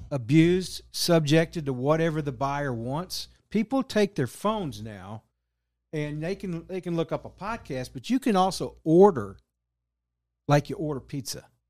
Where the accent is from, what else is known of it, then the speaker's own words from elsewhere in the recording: Texas, United States; now in Kansas City, United States; I'm originally from Texas, but moved up here, um, in oh eight